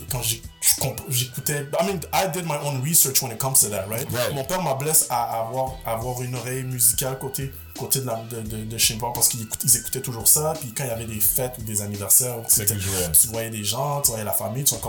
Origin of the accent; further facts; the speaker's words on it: Montreal, Quebec, Canada; born there; Je suis né à Montréal, multi-ethnicité.